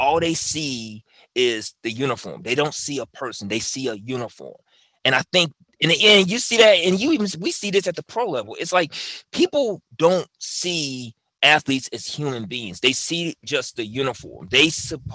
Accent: Memphis, Tennessee, United States; I'm from Memphis

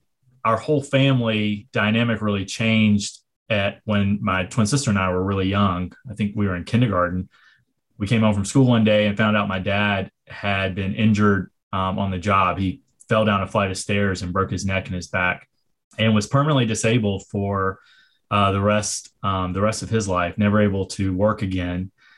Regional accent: Griffin, Georgia, United States; I am a Georgia boy kind of through and through. I was born and raised here. I grew up in Griffin, which is about an hour and a half south of Atlanta. And, grew up in a working class family.

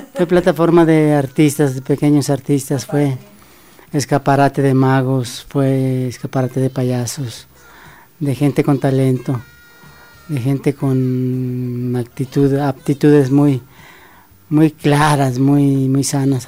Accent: Veracruz, Mexico; soy veracruzano

